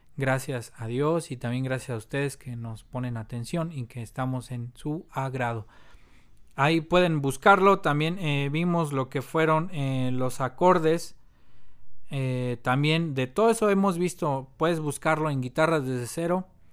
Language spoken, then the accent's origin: Spanish; Mexico; also born or lived in Mexico City; soy obviamente mexicano, vivo aquí en la Ciudad de México